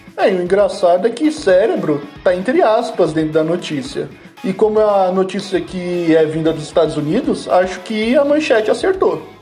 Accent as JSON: {"language": "Portuguese", "country": "Brazil", "said": "Eu, como brasileiro"}